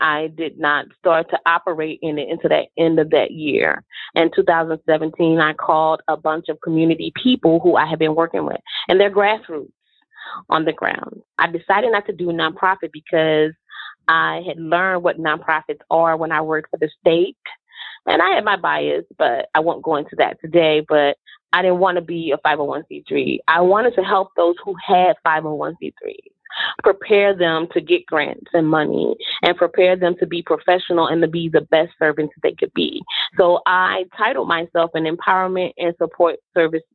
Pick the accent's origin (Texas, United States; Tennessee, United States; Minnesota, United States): Tennessee, United States; Chattanooga; where I come from, and yes, Chattanooga is a beautiful place